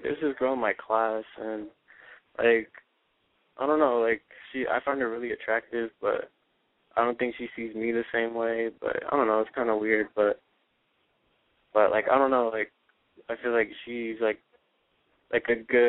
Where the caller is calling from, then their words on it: Moreno Valley, California, United States; All right … I'm 17, and I'm calling from Moreno Valley.